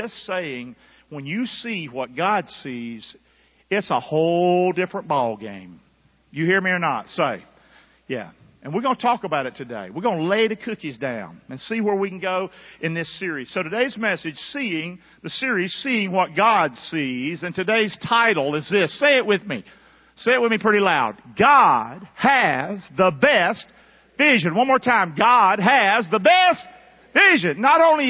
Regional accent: Rockingham, North Carolina, United States; moved away; I grew up in Rockingham, North Carolina.

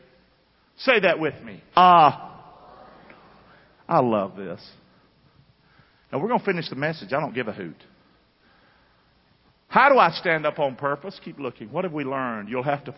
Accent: the South, United States; I grew up in the South

